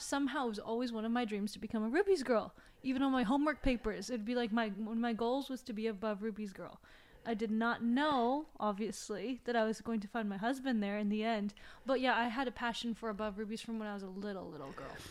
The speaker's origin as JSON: {"language": "English", "country": "China", "tie": "born or raised there", "moved": "yes", "said": "I was raised in China."}